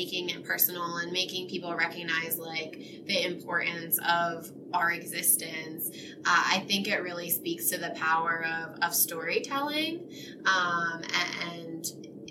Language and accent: English; Selinsgrove, Pennsylvania, United States; I actually grew up here in Sealands Grove